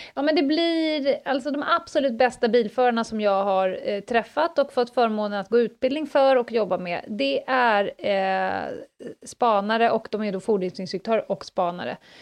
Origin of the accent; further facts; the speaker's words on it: Stockholm, Stockholm County, Sweden; det här fanns inte på Södermalm när jag växte upp